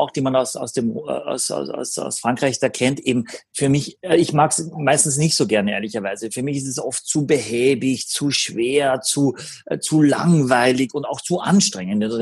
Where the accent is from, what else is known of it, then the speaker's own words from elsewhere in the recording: Austria; ich bin äh, schon froh, wenn ich Deutsch kann als Österreicher.